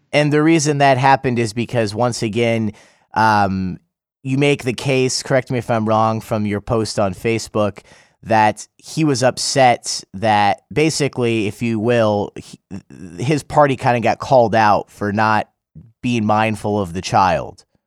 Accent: United States; now in South Korea; I'm from the United States

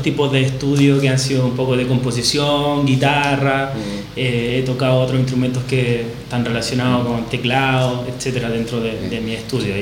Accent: Chile; moved away as an adult; now in Barcelona, Spain; soy baterista chileno, tengo unos dos meses aprox acá en Barcelona

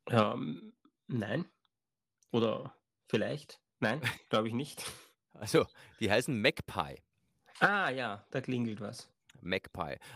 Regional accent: Austria

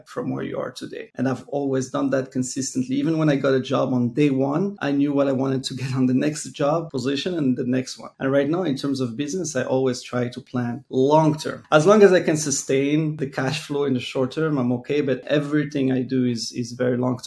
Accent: Morocco; moved away; also born or lived in Montreal; I was born and raised in Morocco. Eventually I've moved to Montreal

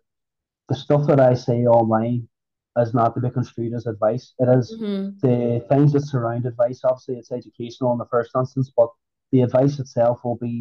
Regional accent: Northern Ireland, United Kingdom; I'm from Northern Ireland.

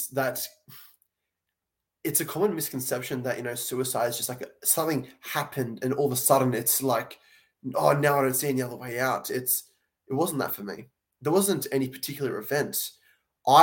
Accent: Sydney, New South Wales, Australia; I'm from Sydney, Australia

